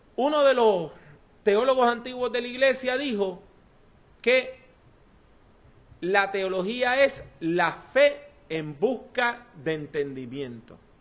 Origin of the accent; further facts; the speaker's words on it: Puerto Rico; yo soy puertorriqueño, caribeño